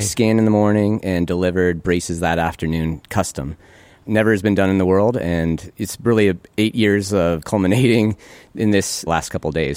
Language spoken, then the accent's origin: English; Great Falls, Montana, United States; moved away as an adult; also born or lived in Minnesota; one of the closest dental schools to where I grew up, fourteen hours away from Great Falls